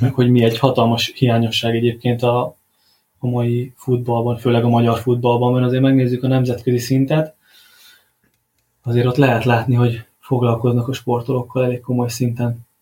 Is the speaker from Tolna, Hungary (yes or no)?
yes; Paks, Tolna, Hungary; itt Pakson foglalkozhatok focistákkal, ugye az adott klubnál, ahol nevelkedtem